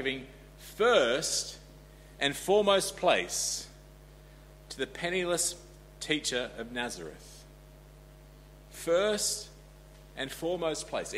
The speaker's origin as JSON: {"language": "English", "country": "Australia", "tie": "born or raised there", "said": "I grew up in Australia"}